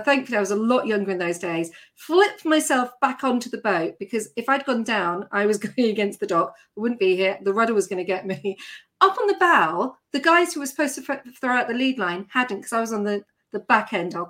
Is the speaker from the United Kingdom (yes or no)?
yes; Surrey, South East England, United Kingdom; moved away as an adult; also born or lived in Scotland / Yorkshire / London; I grew up in Surrey.